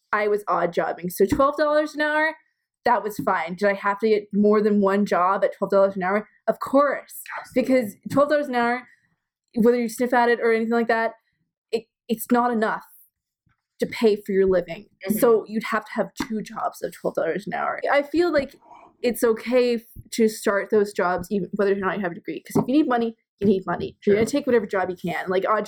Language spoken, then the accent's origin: English; United States; since we're both American and Mexico and everybody are on one continent